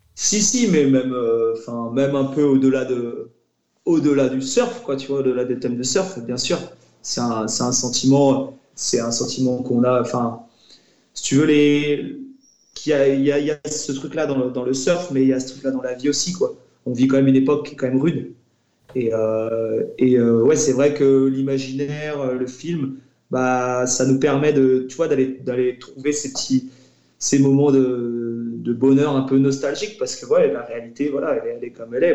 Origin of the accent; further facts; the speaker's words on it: La Torche, Brittany, France; on, on, vient de la torche, on a grandi, on a grandi là-bas